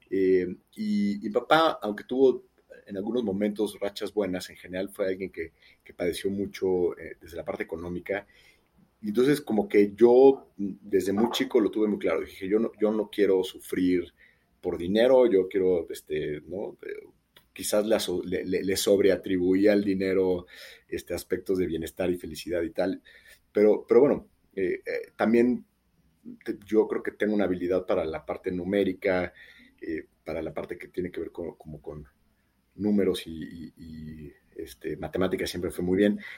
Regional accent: France; accent: French; Entonces al principio me bulleaban un poco por mi, por mi acento francés.

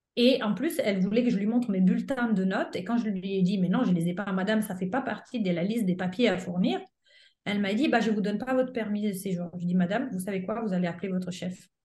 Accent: Italy; French is a second language; moved away as an adult; now in France; j'avais passé mon bac en Italie

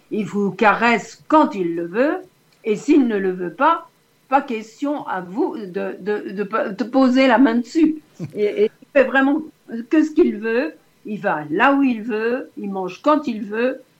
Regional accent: Lyon, Auvergne-Rhône-Alpes, France; born there; car je suis née à Lyon

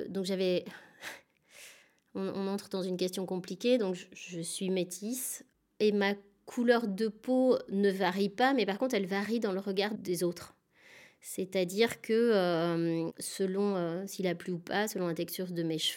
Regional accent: Chenôve, Bourgogne-Franche-Comté, France; Donc j'ai grandi moi à Chenauve, dans la banlieue dijonnaise.

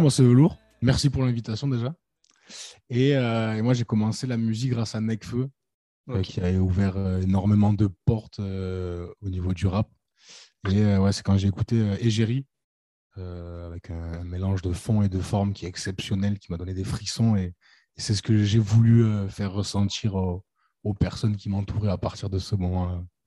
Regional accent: Nîmes, Occitania, France; nous, on vient de Nîmes

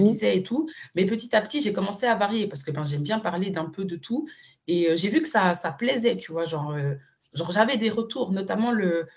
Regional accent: Switzerland; moved away as an adult; now in Madrid, Spain; ma vraie scolarité, je l'ai fait en Suisse

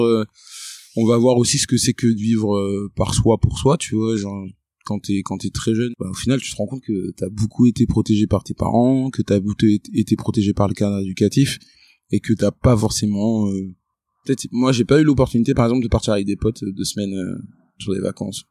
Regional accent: Créteil, Île-de-France, France; moved away; also born or lived in England; Je suis né à Créteil, en 94

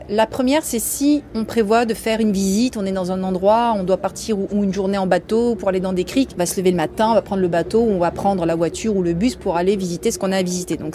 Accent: Italy; Donc en tant qu'italienne, euh, j'aime boire un très très bon café.

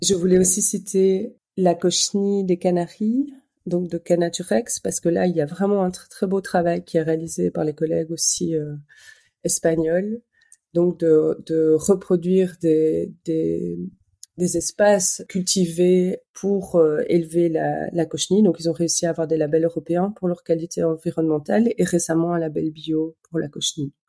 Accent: Belgium; moi je suis belge

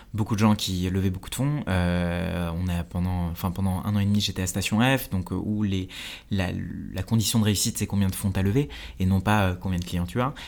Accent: France; also born or lived in India; j'ai grandi en Inde, puis après, je suis, je arrivé en France, j'ai grandi en banlieue

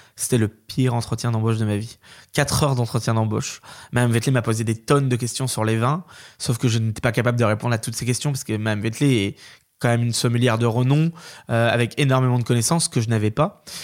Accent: Corsept, Pays de la Loire, France; now in Paimboeuf, France; Moi, j'ai grandi à Corset

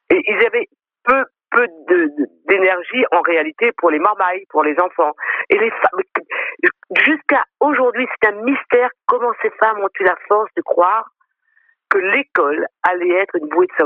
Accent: France; moi, je suis d'abord créole. Après, je suis française.

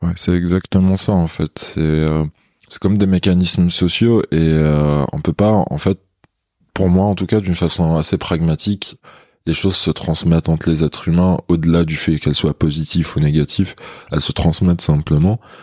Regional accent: Béjaïa, Béjaïa Province, Algeria; French is a second language; moved away as an adult; also born or lived in Toulouse, France; now in Paris, France; j'étais en Algérie. Je suis né à Béjaïa, c'est une ville côtière en Kabylie

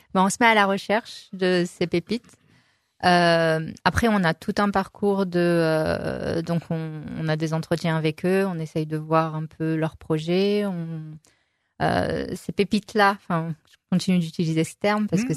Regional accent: Saint-Étienne, Auvergne-Rhône-Alpes, France; on est stéphanois

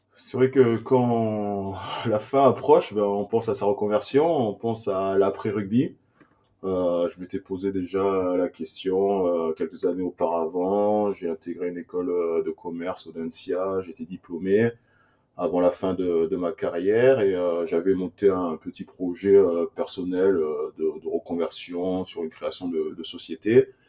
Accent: Saint-Jean-de-Cuculles, Occitania, France; also born or lived in Burkina Faso; Je suis arrivé en France à l'âge de 3 ans dans un petit village au nord de Montpellier qui s'appelle Saint-Jean de Cucul. Euh, j'ai grandi euh, là-bas

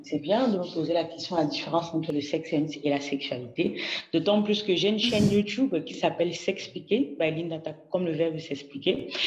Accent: Cameroon; moved away; also born or lived in France; j'ai eu à cœur de revenir au Cameroun, mon pays d'origine

